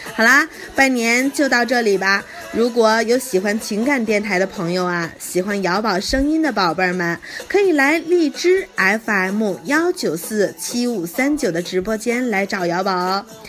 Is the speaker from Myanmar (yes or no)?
no; Harbin, Heilongjiang, China; 我是来自于东北黑龙江哈尔滨的姑娘